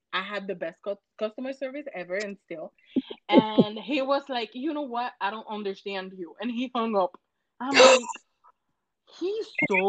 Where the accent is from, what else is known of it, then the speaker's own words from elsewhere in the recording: Puerto Rico; English is a second language; moved away as an adult; now in United States; We don't have that in Puerto Rico.